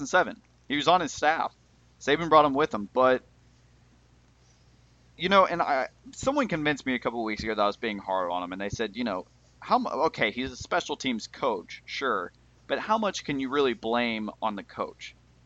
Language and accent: English; Tennessee, United States; I grew up in Tennessee